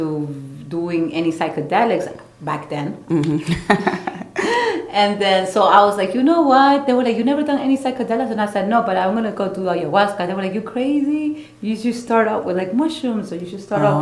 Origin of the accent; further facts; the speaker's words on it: Peru; moved away; Born and raised in Peru